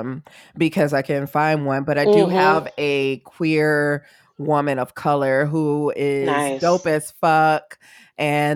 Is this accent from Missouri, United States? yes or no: yes; St. Louis, Missouri, United States; now in San Francisco Bay Area, United States; I'm from St. Louis